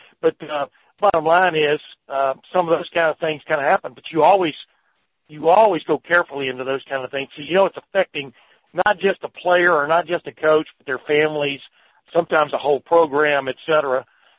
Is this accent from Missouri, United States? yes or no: no; Texas, United States; moved away as an adult; also born or lived in Alabama; now in Ohio, United States; Growing up in Alabama, my dad took me and my older brother Ben to Alabama home games from 61 to 64, and then we moved to Texas